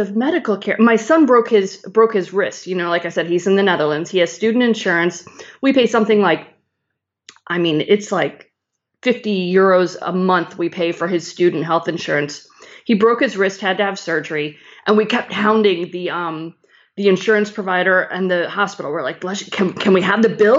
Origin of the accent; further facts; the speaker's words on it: Chicago, Illinois, United States; moved away as an adult; also born or lived in North Carolina; I grew up in Chicago